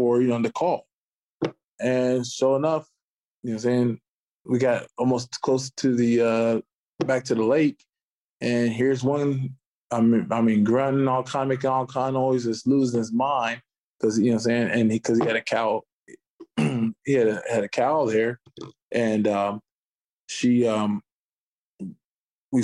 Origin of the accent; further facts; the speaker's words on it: Ohio, United States; moved away as an adult; I was being from Ohio